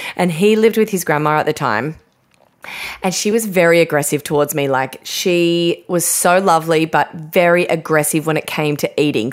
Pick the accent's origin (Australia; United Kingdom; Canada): Australia; I'm half Australian, half English, mainly just Australian.